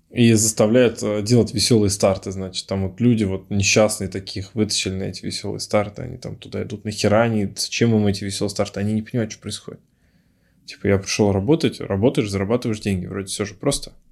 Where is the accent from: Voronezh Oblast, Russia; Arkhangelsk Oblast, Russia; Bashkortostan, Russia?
Bashkortostan, Russia; Ufa; Ну, например, я из Уфы обмениваюсь опытом там, с парнем из Тольятти или там, с Самары, или с Перми.